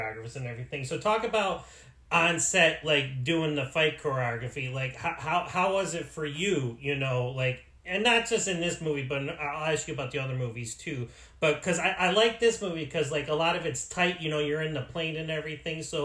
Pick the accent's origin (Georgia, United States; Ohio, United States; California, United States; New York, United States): Ohio, United States; now in New Hampshire, United States; I'm from Ohio originally, but I moved out here